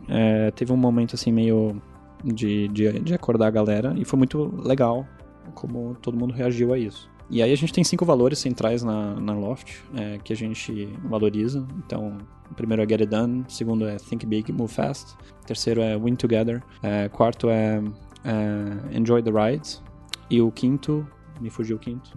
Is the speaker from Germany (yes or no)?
yes; Germany; moved away as an adult; also born or lived in United States; Eu sou alemão